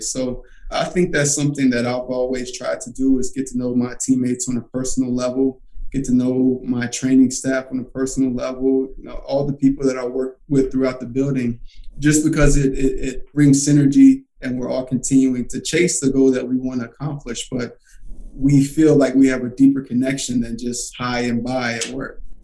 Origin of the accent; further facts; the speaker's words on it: Alcoa, Tennessee, United States; I grew up in Alcoa, Tennessee, which is right outside of Knoxville.